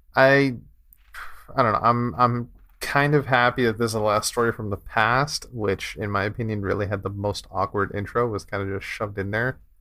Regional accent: Canada; it's, it's, it's great up here.

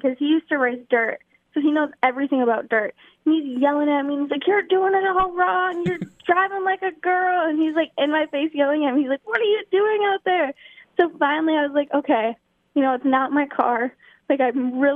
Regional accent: Wisconsin, United States; moved away as an adult; now in Charlotte, United States; I grew up in Wisconsin, went to high school and everything there

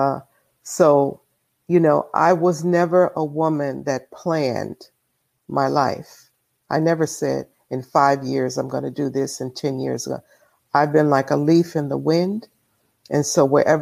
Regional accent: Chicago, Illinois, United States; my genesis is from Chicago, Illinois. I grew up in Hyde Park

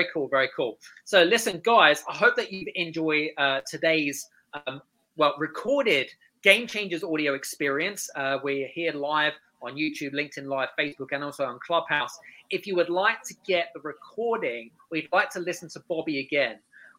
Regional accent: United Kingdom; She is from a very different culture, Scandinavian, and I'm British, which are very different cultures, by the way.

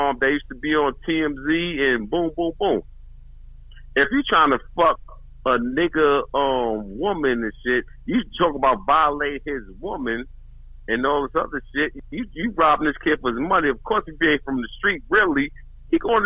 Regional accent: New York City, New York, United States; I'm from Brooklyn myself, East New York

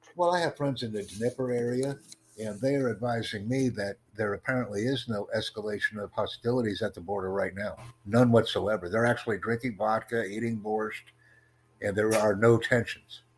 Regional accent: United States; I'm from the United States

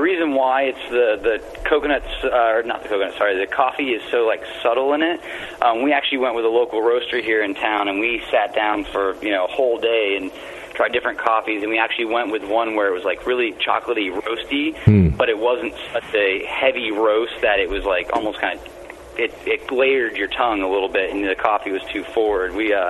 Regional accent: Florida, United States; I am from Florida, after all.

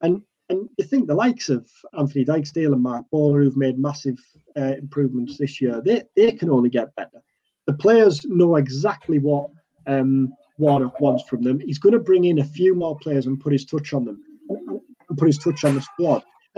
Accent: Teesside, North East England, United Kingdom; accent: Teesside; I'm flying the Teesside flag here. I'm gonna make my Teesside accent even stronger every week.

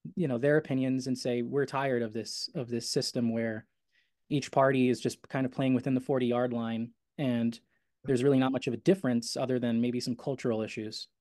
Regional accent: New York City, New York, United States; my hometown, Astoria

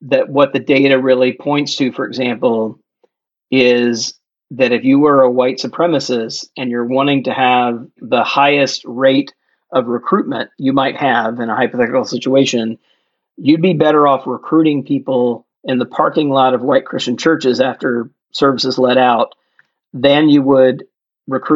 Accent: Jackson, Mississippi, United States; my home state of Mississippi

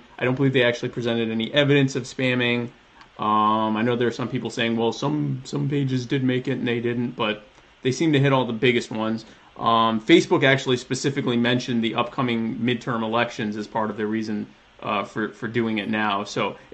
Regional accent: the South, United States; I am a Southerner.

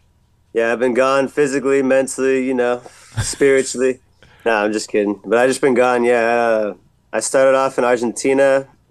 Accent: San Diego, California, United States; also born or lived in Tokyo, Japan; I grew up in San Diego.

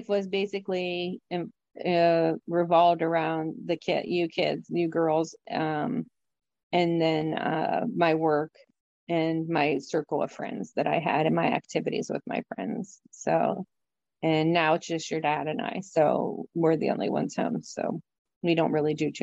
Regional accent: Connellsville, Pennsylvania, United States; I grew up in Connellsville, Pennsylvania, which is a small town.

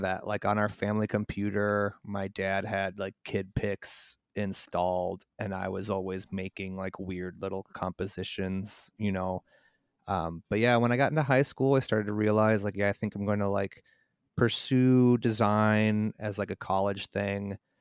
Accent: Mundelein, Illinois, United States; I grew up in a town called Mundelein, north of Chicago.

